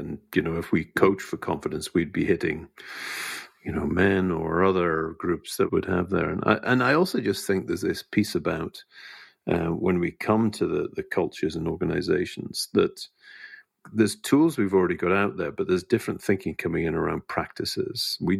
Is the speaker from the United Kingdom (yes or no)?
yes; United Kingdom; I was using sarcasm as a British person would.